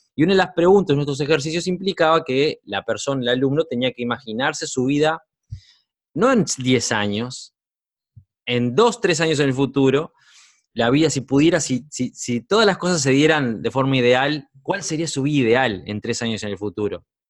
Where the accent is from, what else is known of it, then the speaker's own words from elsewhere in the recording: Uruguay; cinco años viviendo en mi país, en Uruguay